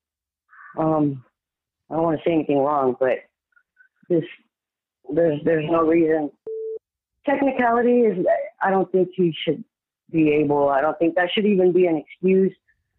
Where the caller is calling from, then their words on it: San Antonio, Texas, United States; San Antonio.